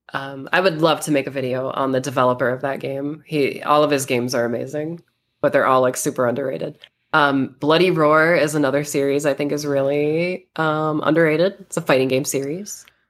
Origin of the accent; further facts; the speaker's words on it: United States; now in Las Vegas, United States; I am American. I live in Vegas.